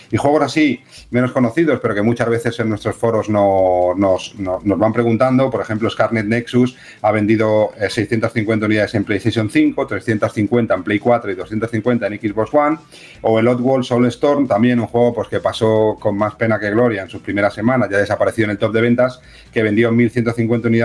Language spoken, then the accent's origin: Spanish; Massachusetts, United States; Soy eh, de Massachusetts.